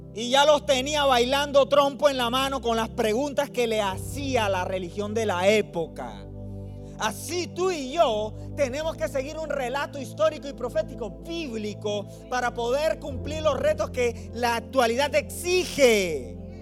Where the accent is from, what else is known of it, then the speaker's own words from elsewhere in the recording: Barranquilla, Atlántico, Colombia; now in Phoenix, United States; Yo soy de Colombia, del norte de Colombia, en la ciudad de Barranquilla. Pero vivimos ahí en, Phoenix, en Arizona